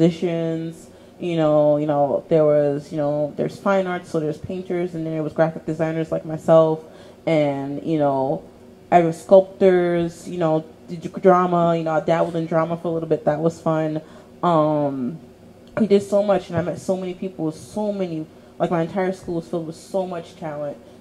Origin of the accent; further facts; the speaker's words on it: New York City, New York, United States; also born or lived in Queens / The Bronx; I was born in Brooklyn, New York. I have an older sister, older brother, and a younger brother. Single mom household. I moved a lot when I was younger, so I've lived in almost all five boroughs.